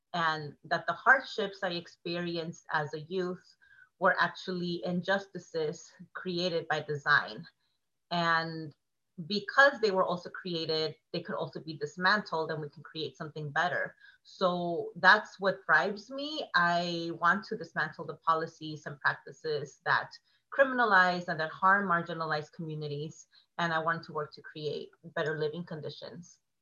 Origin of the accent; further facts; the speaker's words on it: Oceanside, California, United States; I'm from Oceanside, which is oh, North County, San Diego, throwing up the O.